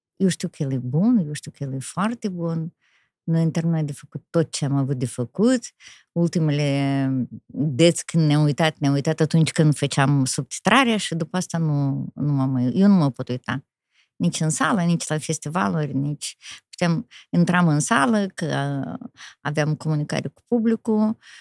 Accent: Rezina, Rezina District, Moldova; chiar în orășelul rezina

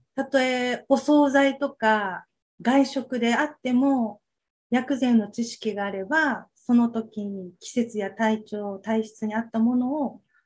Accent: Okinawa, Japan; 生まれも育ちも沖縄に住んで、ずっと沖縄です

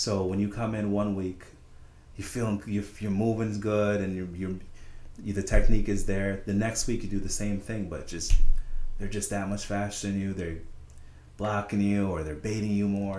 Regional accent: Saratoga, United States; I grew up in Saratoga

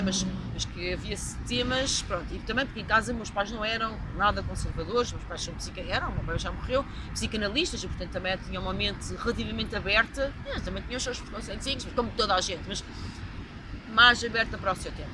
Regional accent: Coimbra, Centro, Portugal; also born or lived in Angola / Brazil / United States; eu sou de Coimbra

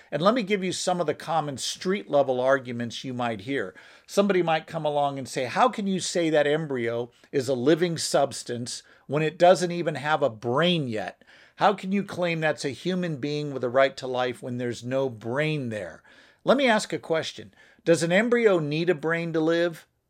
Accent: United States; I'm an American

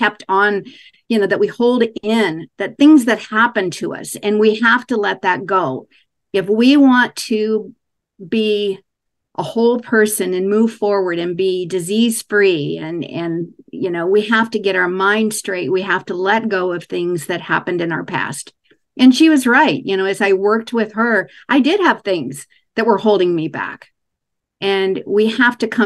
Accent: Kansas, United States; I was raised in Kansas

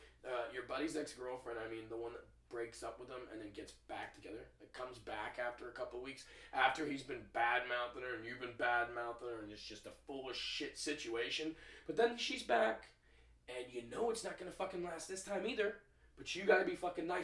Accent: the South, United States; I grew up in the South

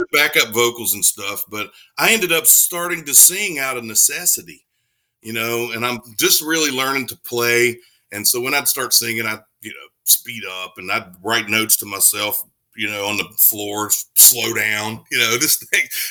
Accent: Dunbar, West Virginia, United States; moved away as an adult; also born or lived in Nashville; he was from Ashland, which is like 50 miles from my hometown, you know, Dunbar

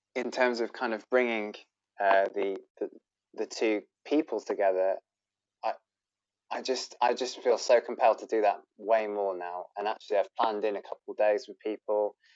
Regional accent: Bristol, South West England, United Kingdom; I'm a crossdresser from Bristol

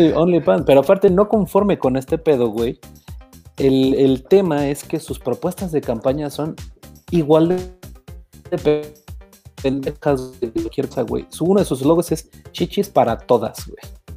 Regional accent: Mexico; nosotros como mexicanos

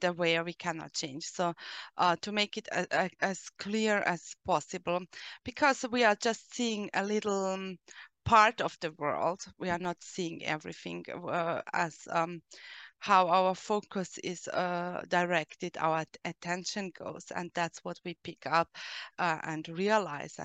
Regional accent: Austria; English is a second language; I'm from Austria

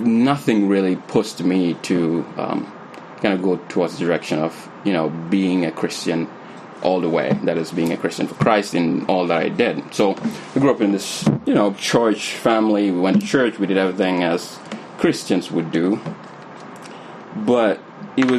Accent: Gambia; moved away; I grew up in the Gambia

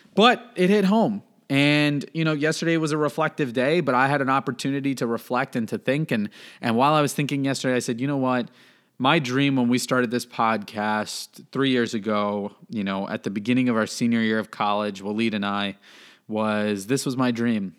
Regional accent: Miami, Florida, United States; now in North Carolina, United States; I'm from Miami

